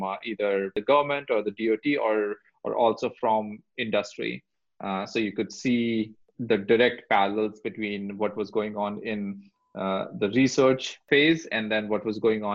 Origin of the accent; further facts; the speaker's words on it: India; moved away as an adult; now in United States; I grew up in India